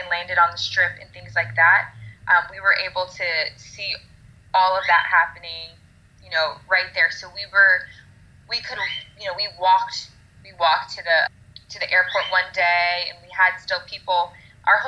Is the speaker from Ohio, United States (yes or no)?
no; Florida, United States; We are from Florida